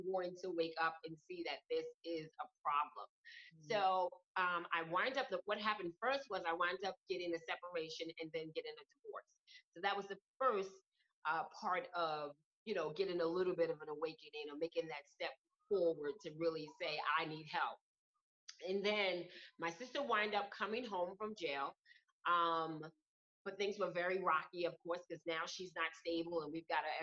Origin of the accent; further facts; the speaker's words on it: New York City, New York, United States; moved away; I'm originally from Brooklyn, New York.